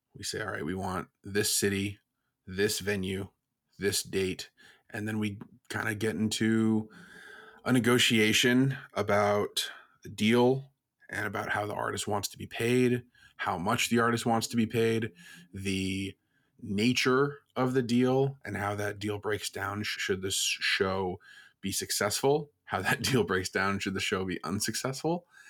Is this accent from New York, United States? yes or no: no; Burlington, Vermont, United States; I'm from Burlington, Vermont